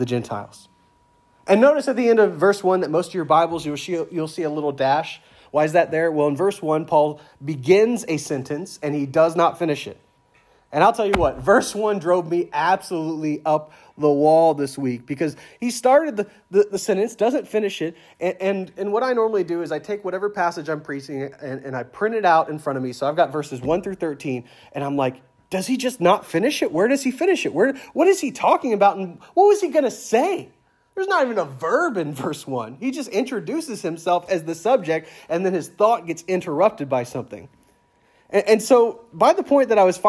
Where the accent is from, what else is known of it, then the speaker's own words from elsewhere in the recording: the South, United States; moved away as an adult; I'm from the South, but I'm used to calling everyone brother or sister because down South, everyone says that in the church.